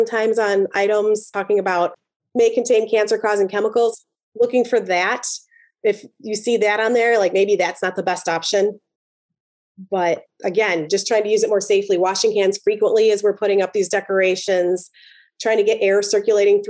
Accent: Chicago, Illinois, United States; I'm from Chicago

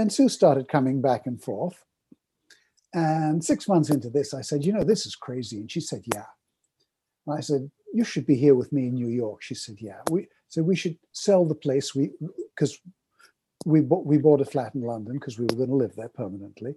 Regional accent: Kolkata, West Bengal, India; now in Canada; I was born in Calcutta, India, from a Middle Eastern family that had come from Baghdad, Aleppo, places like

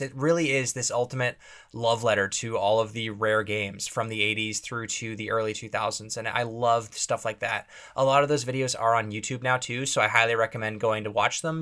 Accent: Canada; being a Canadian kid

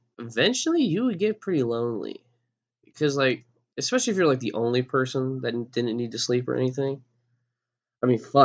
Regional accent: Texas, United States; I'm from Texas, and I don't think I have an accent.

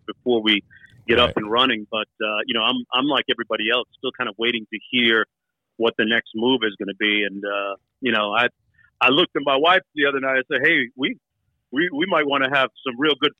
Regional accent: Toronto, Ontario, Canada; born in Toronto, man. I grew up in Toronto.

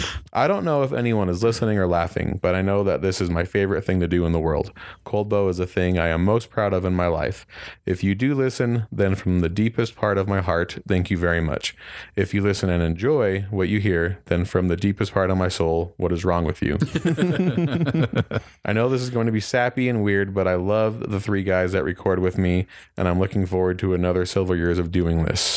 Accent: Kearns, Utah, United States; I grew up in Kearns, Utah, and went to high school with Chris.

